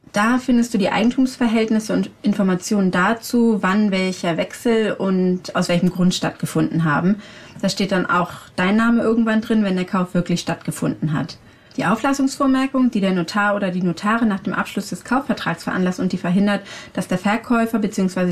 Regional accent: Hamburg, Germany; Bei uns in Hamburg

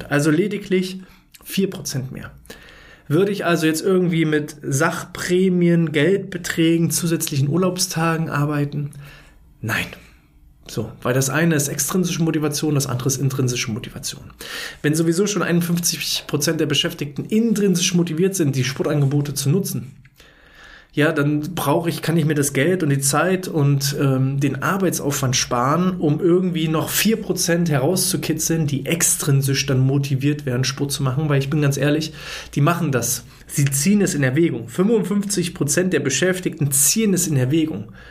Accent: East Germany, Germany; ich bin ja ein Kind des Ostens ja, ich bin 89 geboren, also ich habe gerade so die Wende mitbekommen, nicht bewusst, aber zumindest war ich da.

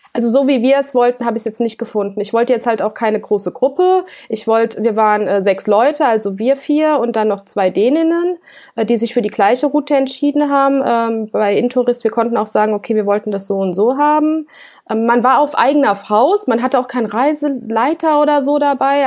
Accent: Germany; ich als Deutsche in Russland

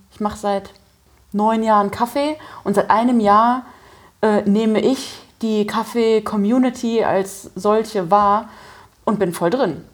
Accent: Germany; moved away; ich komme ja äh, ursprünglich aus der Eifel, das ist nicht so weit weg von der Mosel

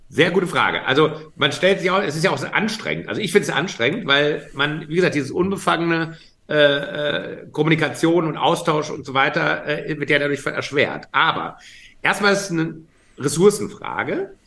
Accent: Frankfurt, Hesse, Germany; in meiner Heimatstadt Frankfurt im Bahnhofsviertel

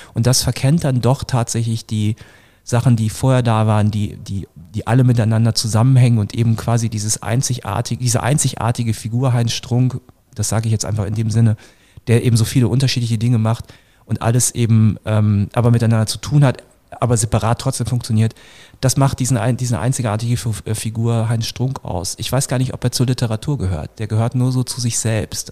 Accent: Northern Germany, Germany; ich komme auch aus Norddeutschland vom flachen Land

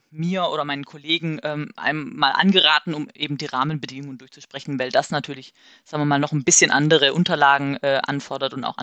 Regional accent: Marburg, Hesse, Germany; also wir kommen aus Marburg, deswegen nehme ich jetzt Marburg.

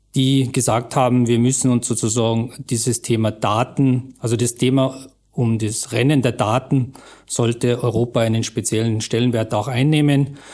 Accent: Austria; wir als Österreicher

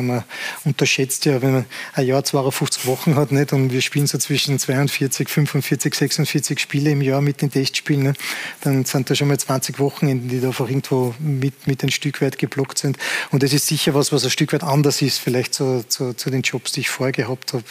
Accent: Salzburg, Austria; als Salzburger

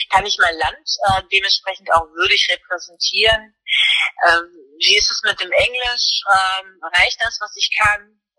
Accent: Germany; ich habe eine deutsche Uniform, also ne, ich bin Deutsche, ich bin deutscher Offizier

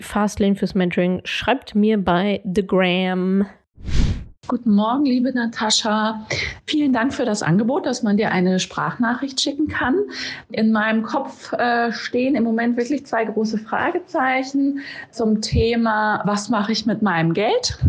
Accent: Düsseldorf, North Rhine-Westphalia, Germany; moved away; ich komme ursprünglich aus Düsseldorf

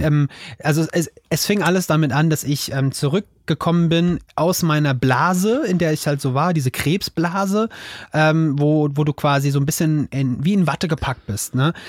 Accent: Offenbach, Hesse, Germany; ich komme aus, ich komme aus Hessen, aus Offenbach.

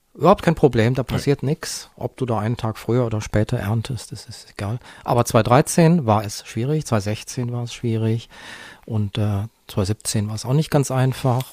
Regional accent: Bergisches Land, North Rhine-Westphalia, Germany; im Bergischen Land, wo ich aufgewachsen bin

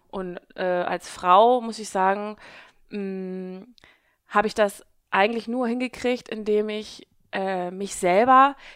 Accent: Hamburg, Germany; now in Southern Germany; Äh, ja, ich bin gebürtige Hamburgerin und ähm, bin schon mein ganzes, meine ganze Jugend und mein ganzes Erwachsenenalter hier in Hamburg gewesen

